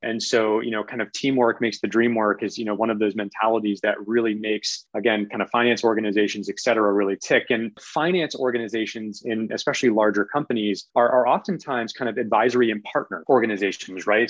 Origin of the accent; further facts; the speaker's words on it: Kennebunk, Maine, United States; also born or lived in North Shore, Massachusetts; I'm a New England native I grew up in Kennebunk, Maine, which is a small coastal town in southern Maine.